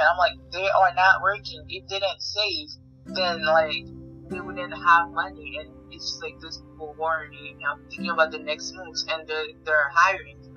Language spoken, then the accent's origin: English; Haiti; now in Connecticut, United States; I am college student. That's really my life. And I was born in Haiti. Now I live in Connecticut.